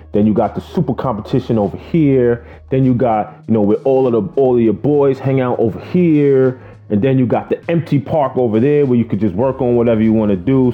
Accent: New York City, New York, United States; I grew up in Queens, Flushing, Queens to be exact

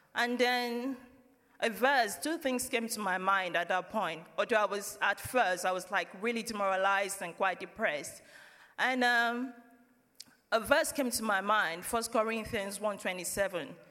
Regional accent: Nigeria; moved away as an adult; now in United Kingdom; we're from Nigeria. I've been in family church since I moved to the UK in 2009

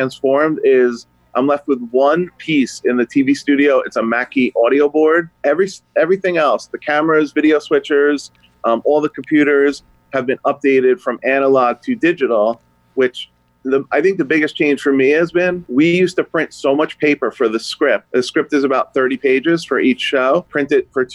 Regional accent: New Jersey, United States; moved away as an adult; also born or lived in Connecticut; I grew up in New Jersey, moved back to Connecticut

